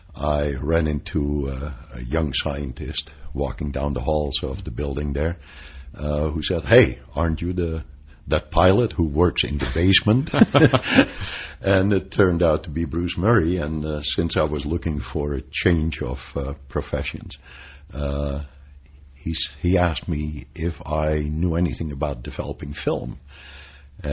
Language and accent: English; Netherlands; moved away as an adult; also born or lived in Pasadena, California; now in United States; I came as an immigrant from Holland in 1962.